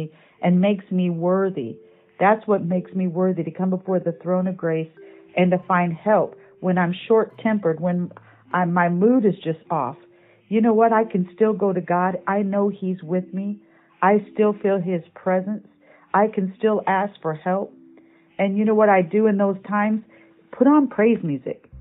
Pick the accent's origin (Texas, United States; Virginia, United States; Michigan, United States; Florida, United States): Michigan, United States; When I was a kid growing up in Michigan